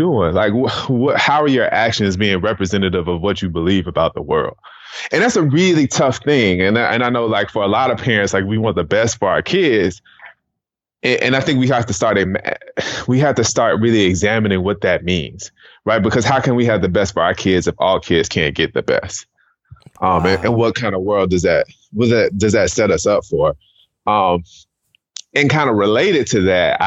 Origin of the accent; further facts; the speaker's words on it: Riverdale, Georgia, United States; also born or lived in Atlanta, Georgia; So I'm originally from, I was born in Piedmont Hospital in Atlanta, Georgia. I grew up in a city outside of Atlanta called Riverdale.